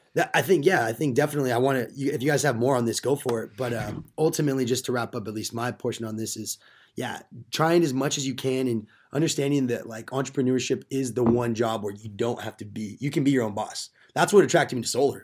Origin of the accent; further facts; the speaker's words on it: Simi Valley, California, United States; moved away as an adult; now in Chico, United States; I'm from Simi.